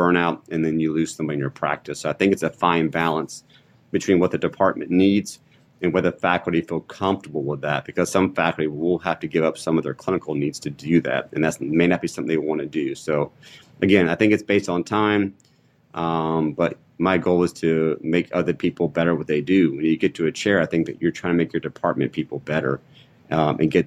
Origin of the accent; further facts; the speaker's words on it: Maryland, United States; moved away as an adult; now in North Carolina, United States; where I grew up in Maryland